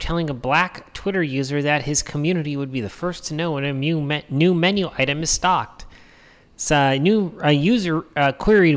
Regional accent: New Hampshire, United States; now in Arizona, United States; I grew up in New Hampshire.

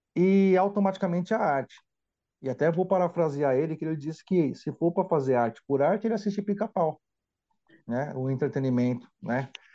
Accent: São Paulo, Brazil; sou natural daqui, apesar de ser filho de um baiano com uma pernambucana, São Paulo é a minha terra mesmo

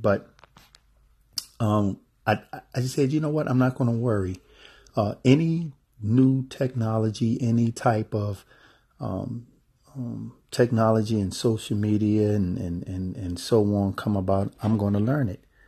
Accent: United States; being an American

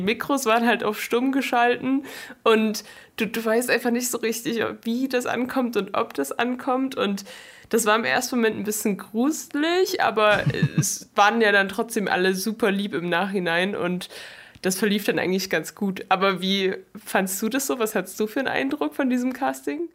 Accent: Chemnitz, Saxony, Germany; also born or lived in London; Ich komme eigentlich aus London, lebe aber schon, seit ich denken kann, in Chemnitz

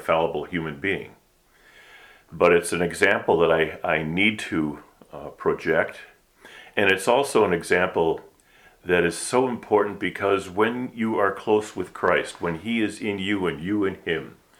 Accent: Milwaukee, Wisconsin, United States; moved away as an adult; also born or lived in California / St. Louis; I grew up in the Midwest in the Milwaukee area, the first 47 years of my life

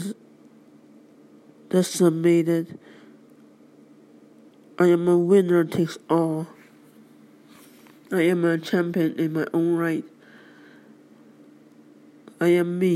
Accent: United States; I and all the other American citizens of the world

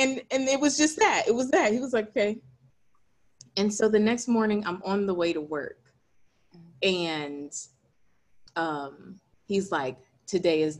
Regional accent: Hampstead, North Carolina, United States; I am originally from a country town called Hempstead, North Carolina.

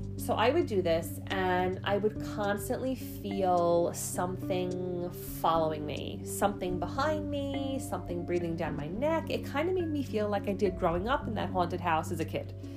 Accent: New York City, New York, United States; I grew up in Staten Island my entire life

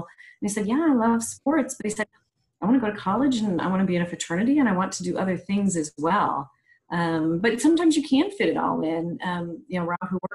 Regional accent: Michigan, United States; I'm from Michigan, so I went mm-hmm. to State for graduate school.

